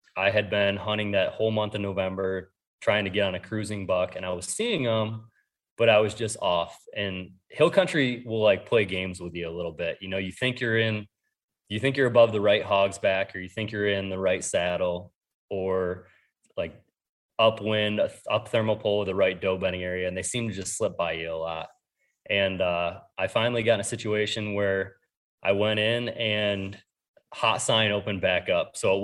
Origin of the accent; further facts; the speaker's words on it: New York, United States; so I grew up in New York and then I hunted Ohio